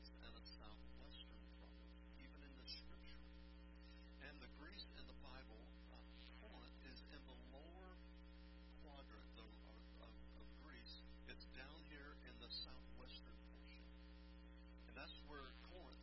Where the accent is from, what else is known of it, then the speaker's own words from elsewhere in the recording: United States; I'm an American